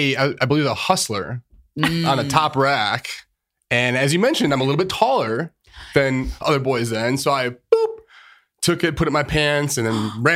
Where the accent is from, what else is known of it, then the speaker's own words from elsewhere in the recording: Chicago, Illinois, United States; moved away as an adult; also born or lived in Iowa; now in New York, United States; I grew up in Chicago.